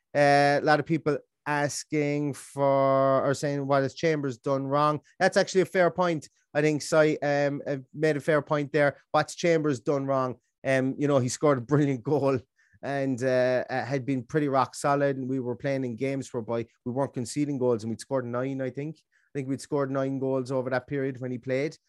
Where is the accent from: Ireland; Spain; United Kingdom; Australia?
Ireland; Ballingarry, Munster; the metro- metropolis of Ballingarry, my hometown in Limerick